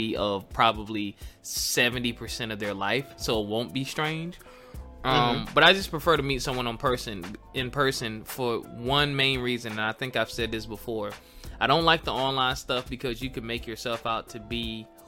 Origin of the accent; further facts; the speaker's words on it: Philadelphia, Pennsylvania, United States; I was growing up in Philly around my adolescent dating time